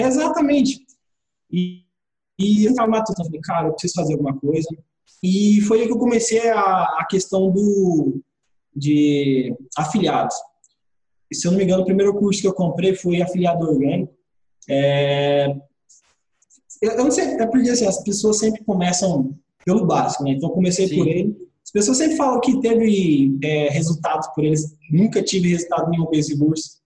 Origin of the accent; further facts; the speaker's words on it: Mato Grosso, Brazil; moved away as an adult; now in Brasília, Brazil; eu vim lá do Mato Grosso, sabe? Do, do interiorzão lá do Mato Grosso. Então, eu morei minha vida toda lá.